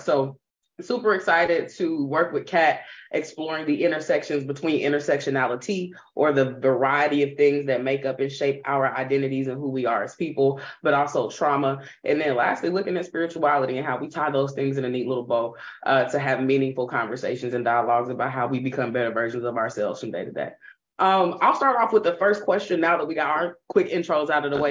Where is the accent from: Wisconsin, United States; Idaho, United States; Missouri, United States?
Missouri, United States; Kansas City; now in Orange County, United States; born and raised in Kansas City, Missouri, currently living in Orange County, California